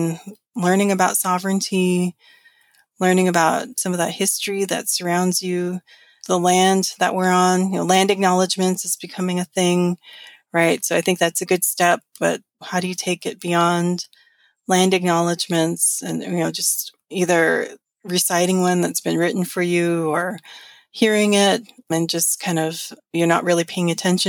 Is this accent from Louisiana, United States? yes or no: no; New Mexico, United States; moved away as an adult; now in Washington, United States; growing up in New Mexico